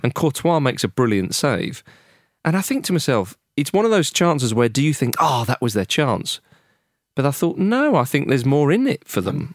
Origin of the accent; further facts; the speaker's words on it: England, United Kingdom; as an Englishman